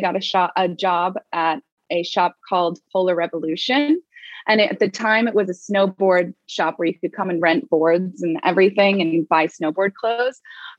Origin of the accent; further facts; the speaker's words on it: Laguna Beach, California, United States; Well, I grew up in Southern California in Laguna Beach, and going through high school, I worked at a store called Second Reef, which was a surf sort of fashion streetwear brand.